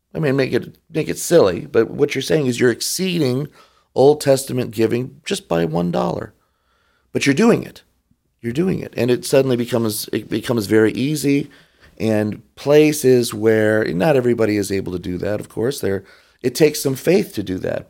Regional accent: Detroit, Michigan, United States; moved away; also born or lived in Rochester Hills, Michigan / Kodiak, Alaska; I grew up in Detroit.

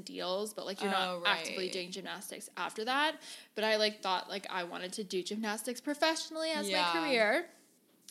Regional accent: Gilbert, Arizona, United States; moved away as an adult; now in San Diego, United States; I grew up in Arizona, born and raised there

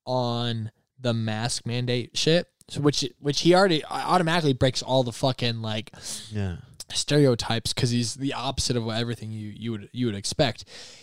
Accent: Michigan, United States; I live in the craziest city you can live in when it comes to politics. And I'm from Michigan.

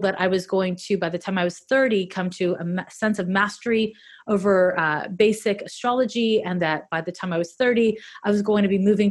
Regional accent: Montreal, Quebec, Canada; I'm from Montreal

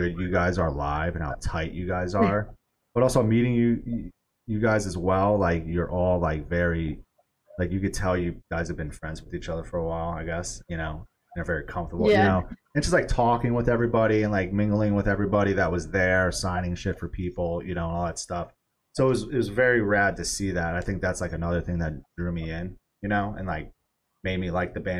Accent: New York, United States; moved away; I'm from New York originally

